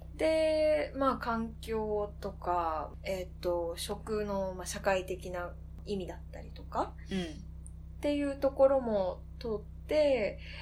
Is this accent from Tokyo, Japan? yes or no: yes; Koganei, Tokyo, Japan; 私実家小金井なんだけど